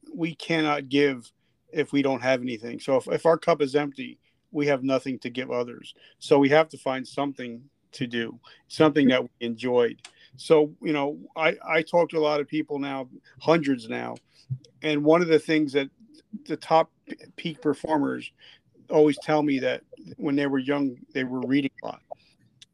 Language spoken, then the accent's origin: English; the South, United States; I grew up in the South